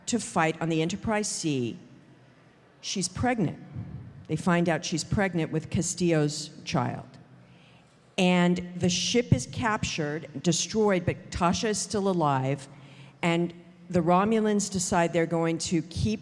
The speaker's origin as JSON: {"language": "English", "town": "Los Angeles", "region": "California", "country": "United States", "tie": "born or raised there", "said": "I grew up in Hollywood"}